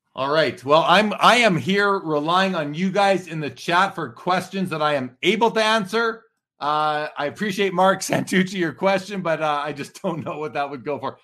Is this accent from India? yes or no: no; Canada; as a Canadian